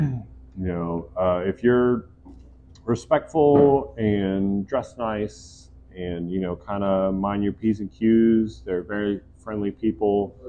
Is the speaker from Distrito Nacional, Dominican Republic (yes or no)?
yes; Santo Domingo, Distrito Nacional, Dominican Republic; born there; Like I was born in the Dominican Republic in Santo Domingo. Mm-hmm. My parents were missionaries there.